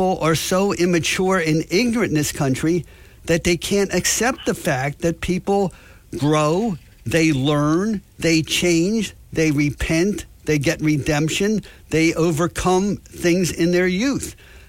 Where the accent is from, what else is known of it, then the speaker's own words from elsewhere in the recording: United States; let me talk about the whole philosophy of expungement. Because growing up in America, the truth was the truth.